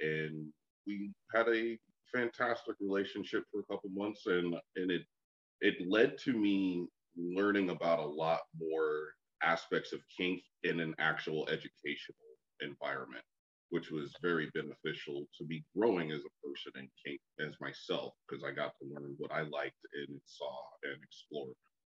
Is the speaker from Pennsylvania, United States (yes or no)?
no; San Diego, California, United States; moved away; Okay. Well, we're originally from San Diego, both of us. That's surprisingly where we're both from, and that's where I entered the community.